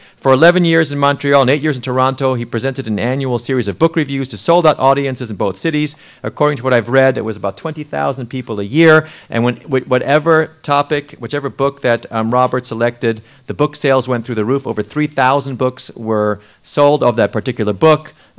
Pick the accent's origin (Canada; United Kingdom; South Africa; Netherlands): South Africa; moved away; one of my home country, South Africa